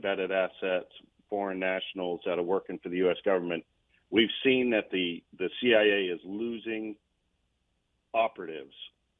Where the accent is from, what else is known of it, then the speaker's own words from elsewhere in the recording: New England, United States; I grew up in New England, so it was something to behold.